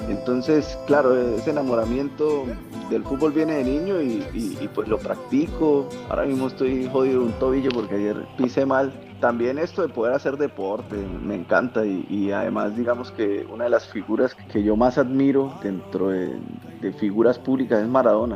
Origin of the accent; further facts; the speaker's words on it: Barrancabermeja, Santander, Colombia; also born or lived in Bucaramanga; nací en Bucaramanga, pero me crié en Barranca y me la paso en Bucaramanga